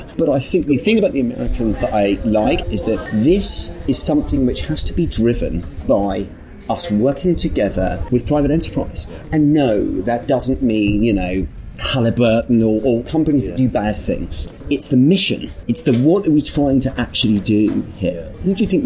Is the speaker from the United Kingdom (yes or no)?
yes; United Kingdom; I grew up in Thatcher's Britain